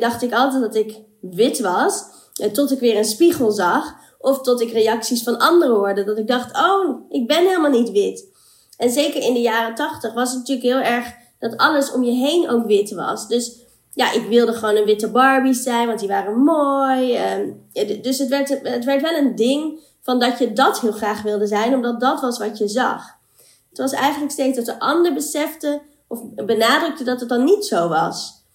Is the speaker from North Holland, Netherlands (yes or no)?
yes; Amstelveen, North Holland, Netherlands; also born or lived in Colombo, Sri Lanka; now in Amsterdam, Netherlands; ik ben geboren in Sri Lanka, Colombo. En ehm, ik ben geadopteerd, dus ik ben opgegroeid in Amstelveen in Nederland.